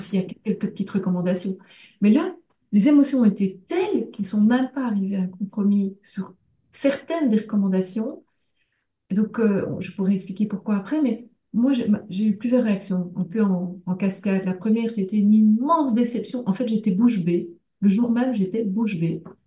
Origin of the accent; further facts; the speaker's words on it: Belgium; moi euh, comme belge